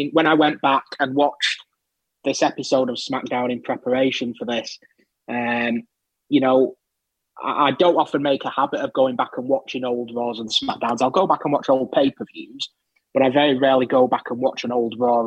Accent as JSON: {"language": "English", "town": "Manchester", "region": "North West England", "country": "United Kingdom", "tie": "born or raised there", "also_born_or_lived": "Bolton", "said": "I was born just up the road in Bolton. In terms of where I've lived, the overwhelming majority of my life, I've been in Manchester"}